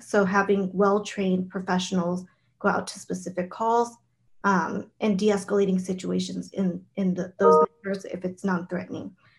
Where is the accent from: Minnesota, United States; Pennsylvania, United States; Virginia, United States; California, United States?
California, United States; San Jose; I am born and raised in San Jose